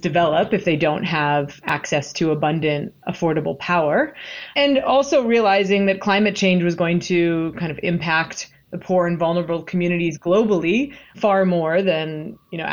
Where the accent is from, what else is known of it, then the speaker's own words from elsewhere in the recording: Washington, District of Columbia, United States; I'm also from Washington, D.C.